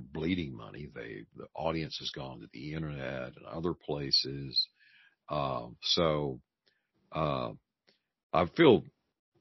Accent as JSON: {"language": "English", "region": "Texas", "country": "United States", "said": "I'm from Texas, it's Dallas"}